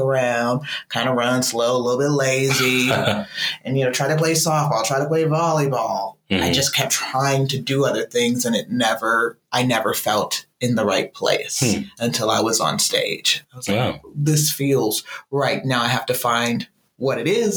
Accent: Los Angeles, California, United States; Originally from South Central L.A.

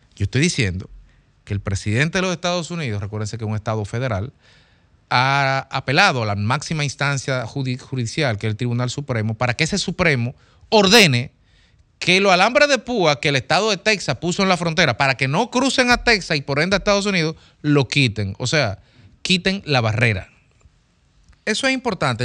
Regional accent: Dominican Republic

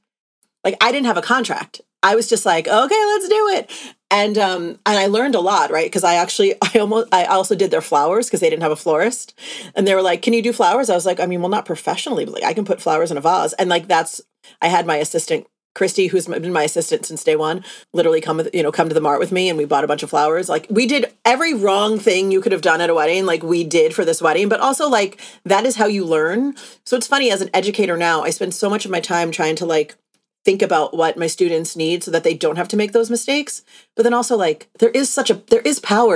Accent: East Coast of the US, United States; now in Los Angeles, United States; my husband and I met in Los Angeles, even though we're both from the East Coast of the US

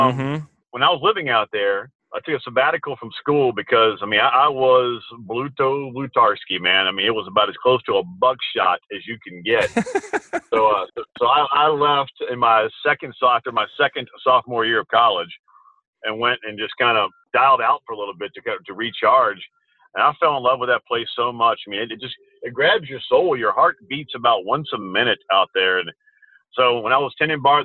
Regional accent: Folsom, Louisiana, United States; growing up on Tautog Farm in Folsom, Louisiana, thoroughbred horse farm

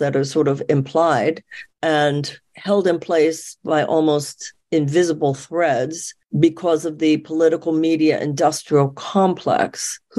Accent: United States; I'm an American woman

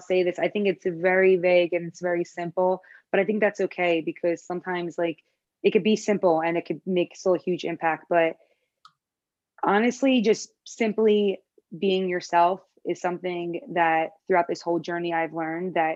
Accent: Philadelphia, Pennsylvania, United States; accent: Philly; now in Los Angeles, United States; I had that Philly accent. I talk with my accent

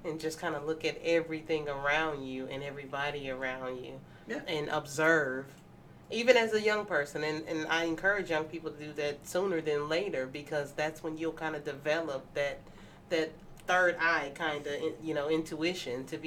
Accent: Mississippi, United States; moved away; I'm from Mississippi originally, born and raised

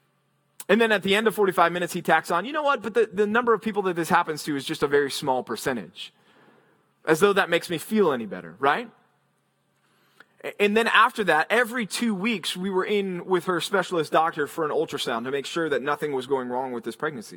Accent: Texas, United States; moved away as an adult; also born or lived in Philadelphia, Pennsylvania / Memphis, Tennessee; I grew up in Texas

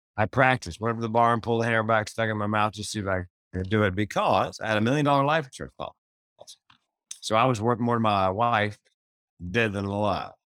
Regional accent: the South, United States; I grew up in the South

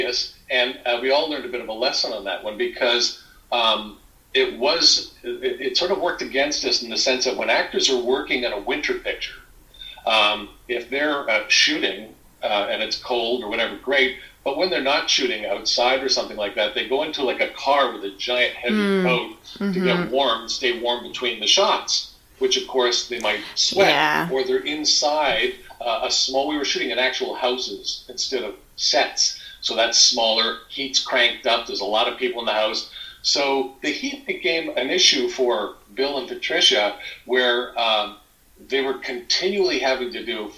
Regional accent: Alberta, Canada; I'm from Alberta.

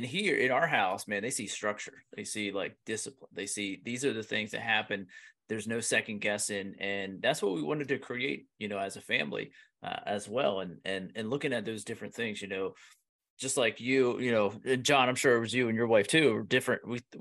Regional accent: Pennsylvania, United States; I'm from Pennsylvania

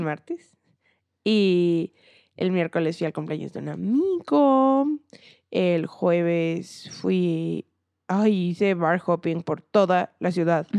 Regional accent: Mexico; Yo como mexicana

